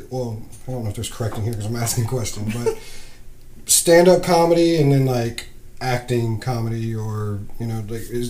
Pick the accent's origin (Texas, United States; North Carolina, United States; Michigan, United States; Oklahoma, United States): North Carolina, United States; Beaufort; moved away as an adult; now in Chesapeake area, Virginia, United States; I'm from North Carolina. From a little town called Beaufort.